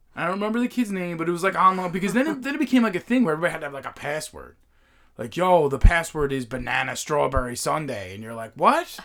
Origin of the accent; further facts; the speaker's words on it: Long Island, New York, United States; growing up on the island